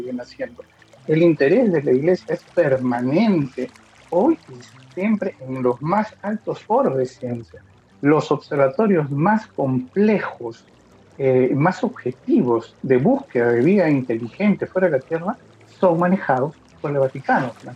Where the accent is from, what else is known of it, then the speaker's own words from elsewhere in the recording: Peru; yo soy de Perú